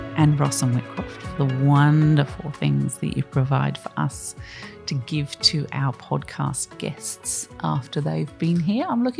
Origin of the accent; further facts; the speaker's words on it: Australia; We are Australian.